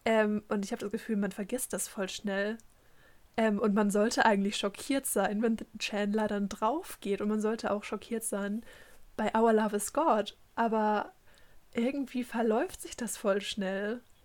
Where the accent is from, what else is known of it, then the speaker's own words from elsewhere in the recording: Germany; first language German; haben dann halt auf Deutsch geredet, wie das halt so unsere Muttersprache ist